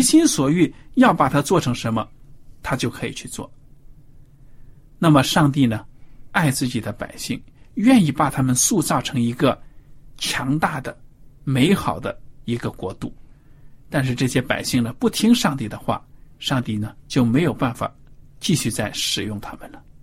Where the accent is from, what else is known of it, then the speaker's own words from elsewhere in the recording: China; 我们中国人